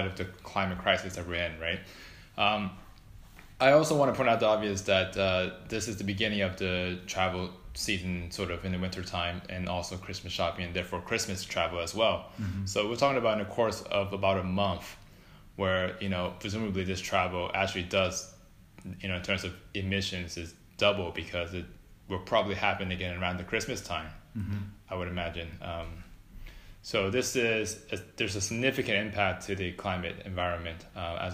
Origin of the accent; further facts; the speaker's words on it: Washington, District of Columbia, United States; moved away as an adult; now in London, United Kingdom; I would travel from Washington, D.C., where I'm from, to Indiana